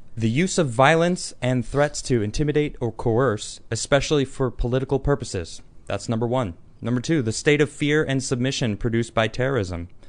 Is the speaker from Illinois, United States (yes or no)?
yes; Chicago suburbs, Illinois, United States; moved away; I lived in the city until I was three, and then I moved to the suburbs